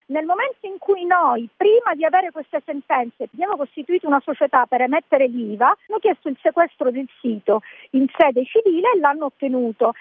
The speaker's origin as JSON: {"language": "Italian", "region": "Sicily", "country": "Italy", "said": "io ho voluto dare un contributo alla mia terra, la Sicilia"}